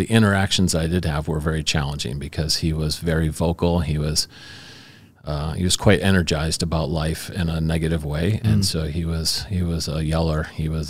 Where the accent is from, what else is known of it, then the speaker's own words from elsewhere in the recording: Chicago, Illinois, United States; But so I grew up in Chicago. It was a very conflicted home.